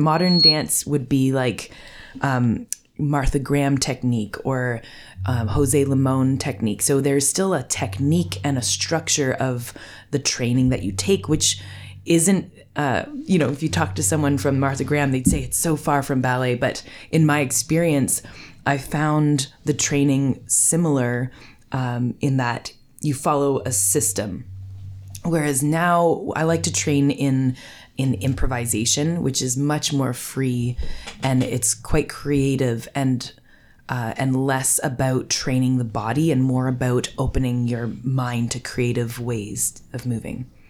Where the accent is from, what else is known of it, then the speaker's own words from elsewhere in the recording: Gravenhurst, Ontario, Canada; also born or lived in Toronto; now in Burk's Falls, Canada; I grew up in Gravenhurst